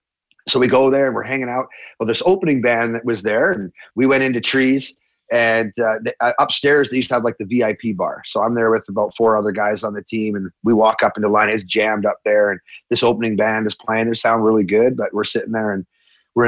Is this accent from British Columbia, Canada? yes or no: no; Hanna, Alberta, Canada; we're from Hannah, Alberta.